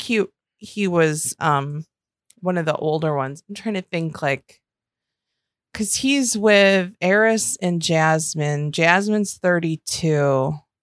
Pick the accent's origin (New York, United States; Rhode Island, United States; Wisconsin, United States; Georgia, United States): New York, United States; Western; I'm from Western New York.